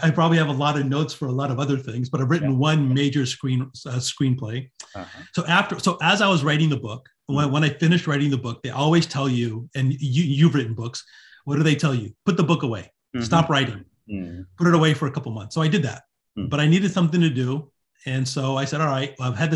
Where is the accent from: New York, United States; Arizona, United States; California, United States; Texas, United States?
California, United States; right outside of Hollywood; I was born and raised right outside of Hollywood